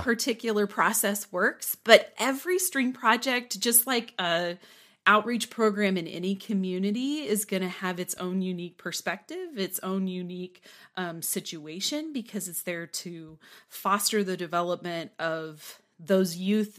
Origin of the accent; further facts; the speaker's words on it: Newton, Kansas, United States; moved away as an adult; also born or lived in Waco, Texas; now in Lubbock, United States; I grew up in um, South Central Kansas, in Newton, Kansas